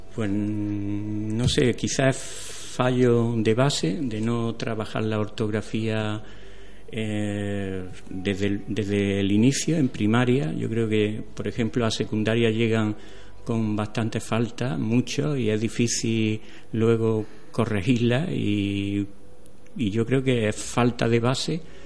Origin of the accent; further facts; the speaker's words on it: Atarfe, Andalusia, Spain; ahora estoy en mi pueblo, en Atarfe